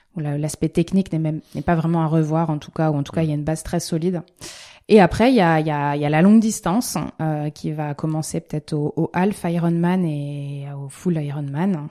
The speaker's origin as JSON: {"language": "French", "town": "La Rochelle", "region": "Nouvelle-Aquitaine", "country": "France", "said": "je suis originaire de La Rochelle"}